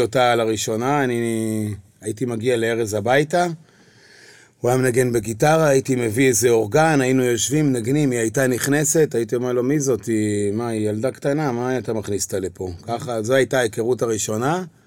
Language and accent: Hebrew; Kiryat Bialik, Haifa District, Israel; moved away as an adult; now in Tel Aviv, Israel; אני נולדתי כן. וגדלתי בקריות, בקריית ביאליק